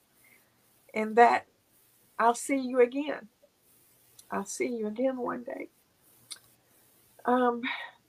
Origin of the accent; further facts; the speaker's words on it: Nashville, Tennessee, United States; Nashville where I grew up in Tennessee